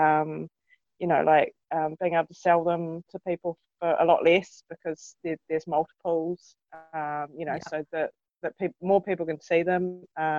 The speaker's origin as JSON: {"language": "English", "region": "North Canterbury", "country": "New Zealand", "tie": "born or raised there", "said": "I grew up in North Canterbury in the 80s, and 70s and 80s."}